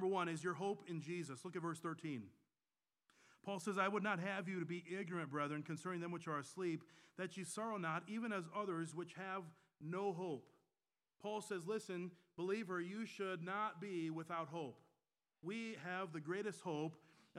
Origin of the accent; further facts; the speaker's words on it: Michigan, United States; now in North Carolina, United States; I was born and raised in Michigan